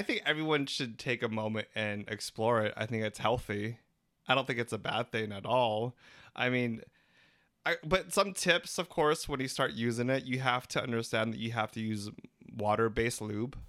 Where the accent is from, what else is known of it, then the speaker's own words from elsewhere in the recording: Philippines; We're three Filipino gay guys